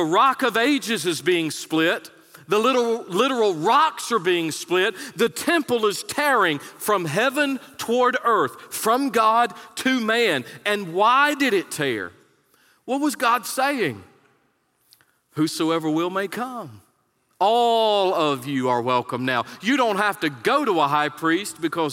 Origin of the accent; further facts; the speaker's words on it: North Carolina, United States; moved away; I was born in North Carolina.